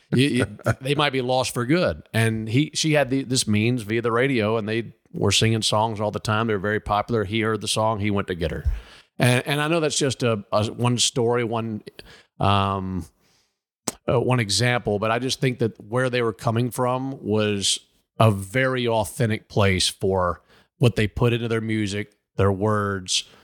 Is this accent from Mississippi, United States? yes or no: yes; Mississippi, United States; I'm from Mississippi